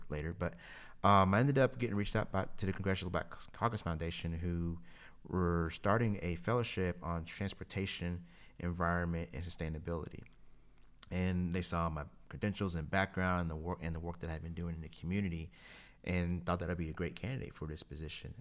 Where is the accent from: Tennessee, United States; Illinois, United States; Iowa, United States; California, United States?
Tennessee, United States; Kingsport; moved away; I was born and raised in Kingsport, Tennessee